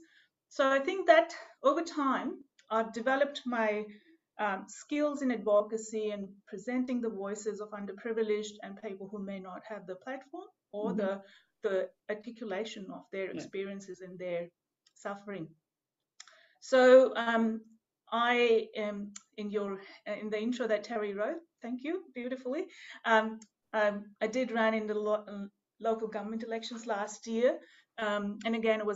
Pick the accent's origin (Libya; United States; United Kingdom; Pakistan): Pakistan; moved away as an adult; also born or lived in Melbourne, Australia; now in Gippsland, Australia; my home country from Pakistan